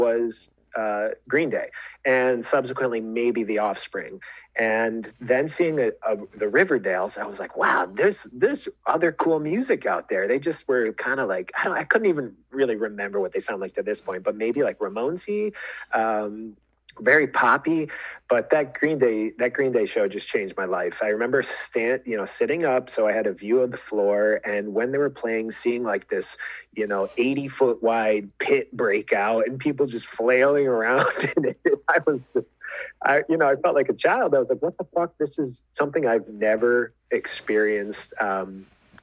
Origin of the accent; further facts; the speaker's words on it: Fairport, New York, United States; also born or lived in Geneva, New York; I was born in Geneva, kind of followed my dad as he had different teaching jobs, ended up in Fairport